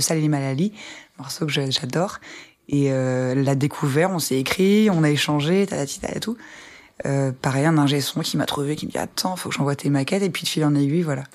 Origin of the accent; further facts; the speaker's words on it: Ardennes, Grand Est, France; je viens des Ardennes, qui est une, petite bourgade dans le nord de la France